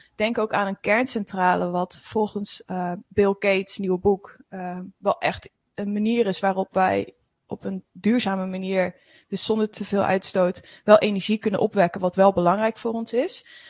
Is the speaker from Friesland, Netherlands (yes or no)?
no; Veluwe, Gelderland, Netherlands; Ik kom van de Veluwe